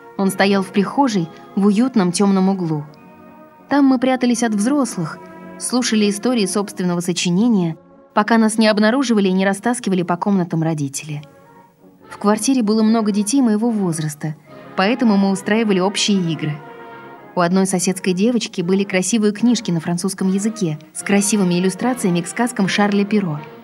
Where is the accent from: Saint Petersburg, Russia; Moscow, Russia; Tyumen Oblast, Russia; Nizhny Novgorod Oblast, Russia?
Saint Petersburg, Russia; я родилась в Ленинграде после войны. Мое детство прошло в большой коммунальной квартире